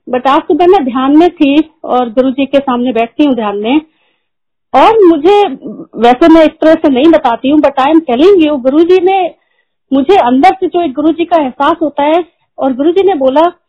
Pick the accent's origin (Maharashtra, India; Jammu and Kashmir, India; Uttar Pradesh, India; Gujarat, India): Uttar Pradesh, India; Prayagraj; moved away; also born or lived in Delhi / United Kingdom / Gurgaon; मैं और मेरे अंकल हम दोनों अलाहाबाद से हैं